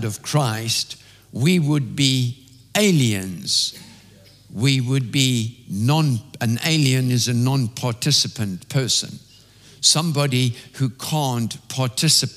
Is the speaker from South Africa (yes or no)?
yes; South Africa; When I was growing up in South Africa